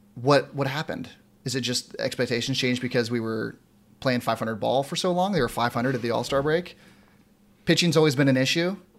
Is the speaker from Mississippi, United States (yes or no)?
no; San Diego, California, United States; I'm born and raised in San Diego